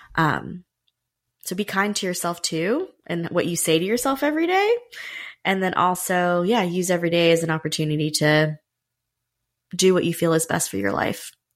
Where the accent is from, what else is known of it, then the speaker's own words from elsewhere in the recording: Raleigh, North Carolina, United States; I was born in Raleigh, North Carolina.